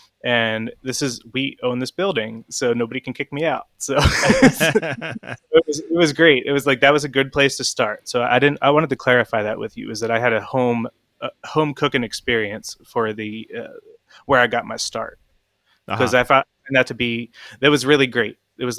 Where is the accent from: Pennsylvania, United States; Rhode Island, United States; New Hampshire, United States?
Pennsylvania, United States; Chestnut Hill; I'm from Chestnut Hill, right?